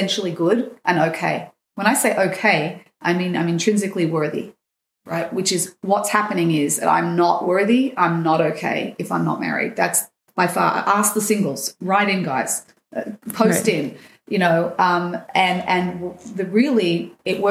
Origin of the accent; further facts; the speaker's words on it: Sydney, New South Wales, Australia; now in Israel; I grew up in Sydney